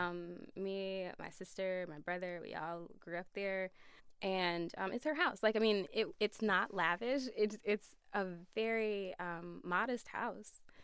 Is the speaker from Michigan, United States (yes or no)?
yes; Flint, Michigan, United States; moved away as an adult; it was a regular like urban upbringing